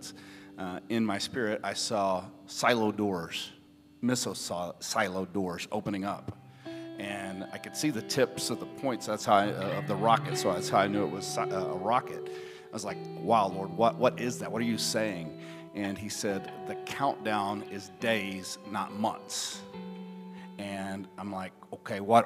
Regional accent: Texas, United States; we're from Texas

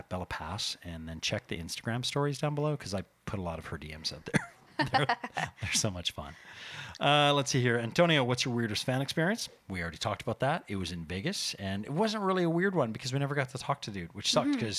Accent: Canada; We're Canadian.

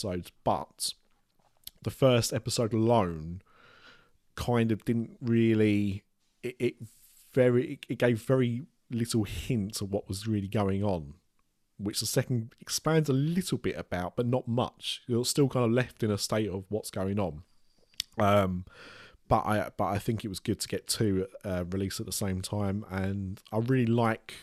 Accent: United Kingdom

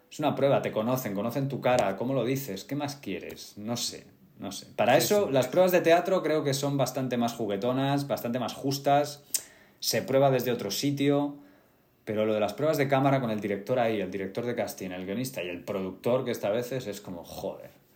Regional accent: Getafe, Community of Madrid, Spain; now in Madrid, Spain; yo soy de Getafe

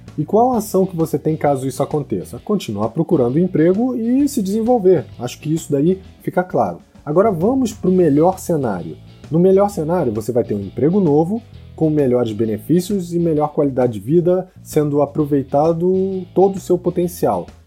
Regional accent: Rio de Janeiro, Brazil; Porque eu sou solteiro, porque eu sou brasileiro, porque eu sou carioca, porque eu não falo inglês

